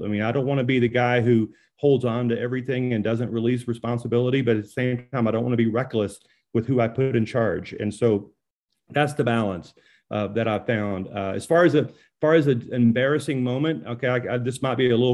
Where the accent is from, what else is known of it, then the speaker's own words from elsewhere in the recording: Louisiana, United States; now in Colorado, United States; I'm from Louisiana